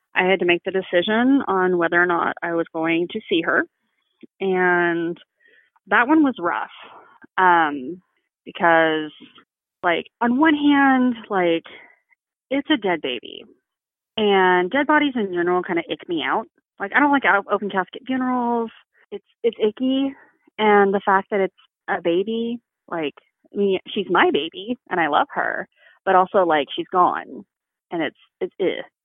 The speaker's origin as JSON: {"language": "English", "region": "Texas", "country": "United States", "said": "I am from Texas"}